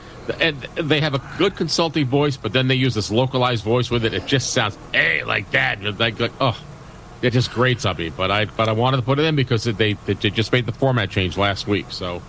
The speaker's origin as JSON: {"language": "English", "town": "Albany", "region": "New York", "country": "United States", "tie": "born or raised there", "said": "my hometown, Albany, New York"}